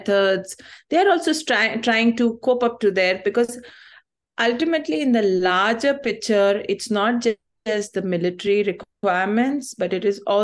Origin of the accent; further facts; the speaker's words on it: Chhattisgarh, India; I am born in Chhattisgarh. I am from Chhattisgarh. Otherwise, my roots are Tamilian.